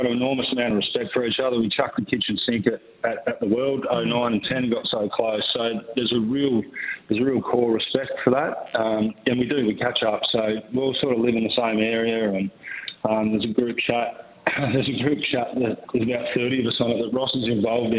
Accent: Albury, New South Wales, Australia; We grew up in Albury together

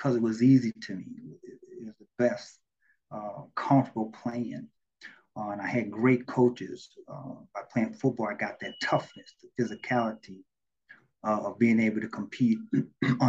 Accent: Minneapolis, Minnesota, United States; I'm born and raised in Minneapolis, Minnesota, North Minneapolis to be exact.

